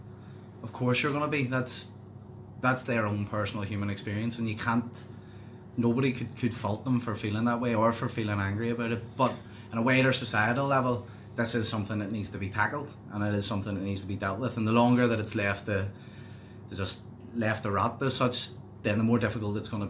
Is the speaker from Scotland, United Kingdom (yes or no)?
no; Belfast, Northern Ireland, United Kingdom; I'm from West Belfast, a traditionally Republican community